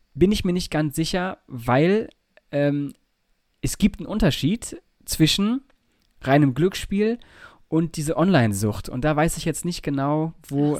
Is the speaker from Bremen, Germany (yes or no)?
no; Nordhorn, Lower Saxony, Germany; da wo ich aufgewachsen bin in, äh, in Nordhorn